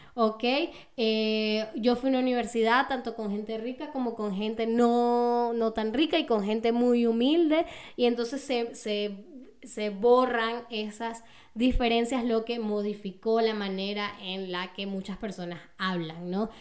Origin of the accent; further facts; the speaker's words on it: Caracas, Capital District, Venezuela; accent: Venezuelan, Caracas (caraqueño); moved away as an adult; now in Berlin, Germany; no solamente tengo acento venezolano, sino que también tengo un acento caraqueño, ¿no? Yo vengo de Caracas y mi acento es como el de la gente de Caracas